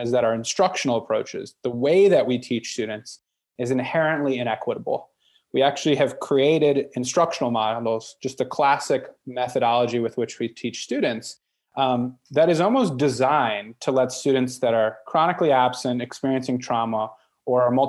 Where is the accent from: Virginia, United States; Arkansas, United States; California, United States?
Virginia, United States; Northern; I was born and raised in Northern Virginia